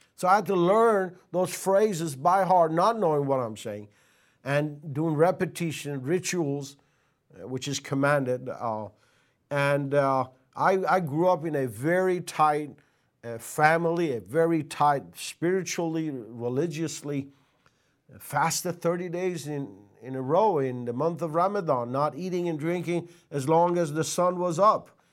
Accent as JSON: {"language": "English", "country": "Iran", "tie": "born or raised there", "moved": "as an adult", "said": "I was born and raised till eighteen years of age in Iran."}